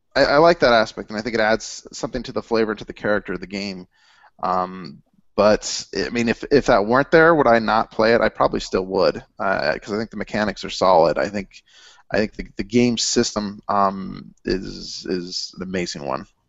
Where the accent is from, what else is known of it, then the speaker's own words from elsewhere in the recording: Cincinnati, Ohio, United States; I'm from the Midwest